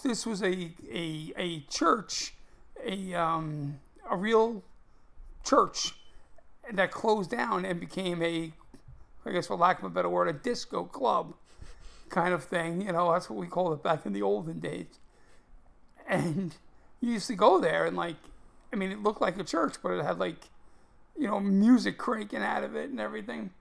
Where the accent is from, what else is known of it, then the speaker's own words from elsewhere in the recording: New York City, New York, United States; I grew up in Brooklyn